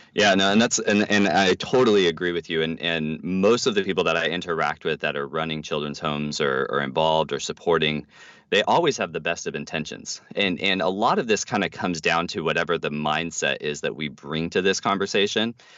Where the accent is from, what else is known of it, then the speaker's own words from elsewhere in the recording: United States; we as American Christians